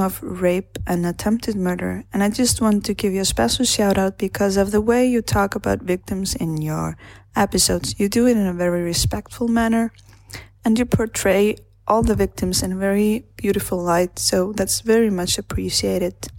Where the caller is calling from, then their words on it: Iceland; I'm calling from Iceland.